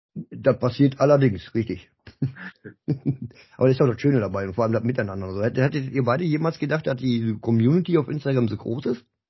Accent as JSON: {"language": "German", "town": "Dinslaken", "region": "North Rhine-Westphalia", "country": "Germany", "said": "Ich komme auch aus der Ecke, so Dienstlagen, Ecke Duisburg"}